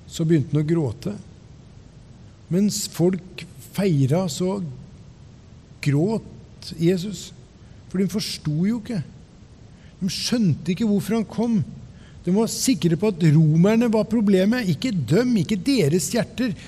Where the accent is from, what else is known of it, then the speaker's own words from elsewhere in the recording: Ørje, Østfold, Norway; satte meg på kne i stua hjemme i Ørje